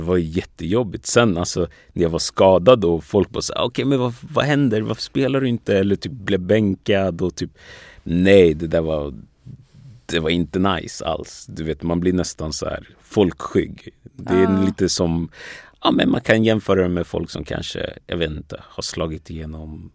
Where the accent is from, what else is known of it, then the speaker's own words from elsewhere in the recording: Västerås, Västmanland, Sweden; also born or lived in Ghana / Togo; jag är uppvuxen i Västerås mm. från början